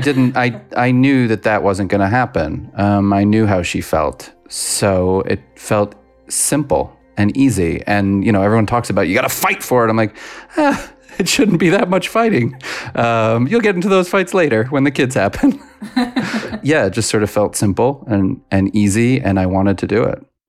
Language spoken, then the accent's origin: English; New York, United States; now in Los Angeles, United States; I was raised in New York. I now live in Los Angeles